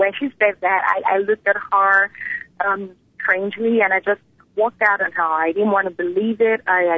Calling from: Lagos, Nigeria; I'm calling from Lagos, Nigeria.

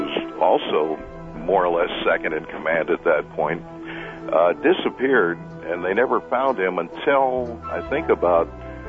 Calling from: Fort Wayne, Indiana, United States; Fort Wayne, Indiana.

